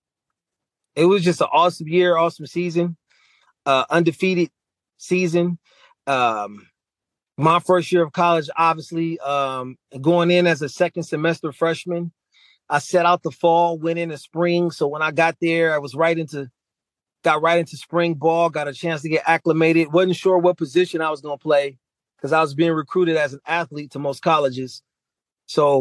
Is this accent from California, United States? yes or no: yes; Los Angeles, California, United States; growing up in Los Angeles